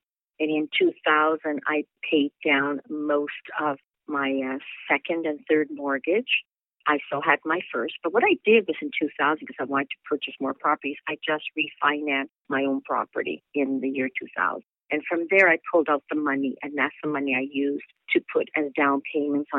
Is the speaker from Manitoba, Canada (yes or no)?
yes; Winnipeg, Manitoba, Canada; moved away; also born or lived in New York City; I'm originally from Winnipeg, Manitoba